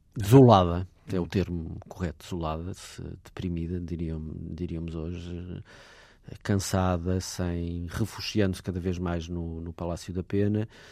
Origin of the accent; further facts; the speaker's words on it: Portugal; nós que vivemos nesta eh, fase da nossa vida enquanto portugueses